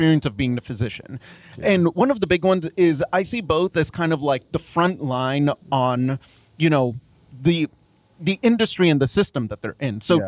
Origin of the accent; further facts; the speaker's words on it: Dallas, Texas, United States; also born or lived in Mumbai, India; now in Lubbock, United States; I grew up in Dallas